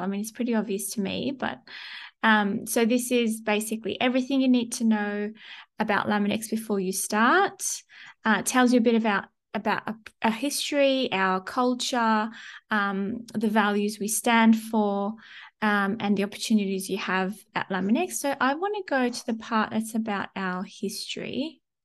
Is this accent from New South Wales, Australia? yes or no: yes; Sydney, New South Wales, Australia; moved away; I'm originally from Sydney